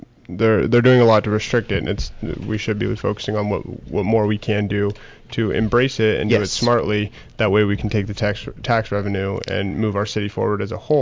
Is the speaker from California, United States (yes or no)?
yes; San Bernardino, California, United States; I'm from San Bernardino.